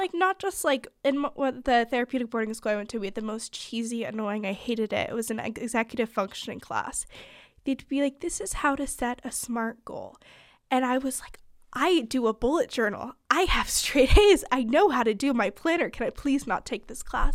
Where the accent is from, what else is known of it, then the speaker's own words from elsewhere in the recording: California, United States; moved away as an adult; now in Pennsylvania, United States; I'm from California, but I go to school in Pennsylvania